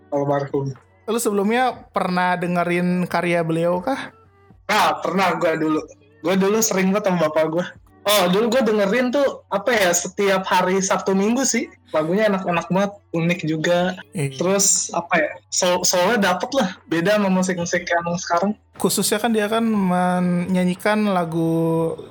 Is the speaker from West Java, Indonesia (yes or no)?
yes; Ciamis, West Java, Indonesia; gue kalau misalkan pulang ke kampung halaman gue khususnya ke Ci ke Ciamis ke arah sono